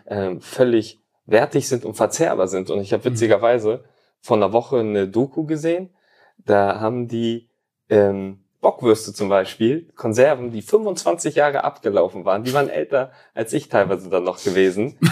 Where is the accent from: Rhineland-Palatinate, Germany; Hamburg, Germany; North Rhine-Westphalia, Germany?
Hamburg, Germany; born or raised there; also born or lived in Tallinn, Estonia; now in Bielefeld, Germany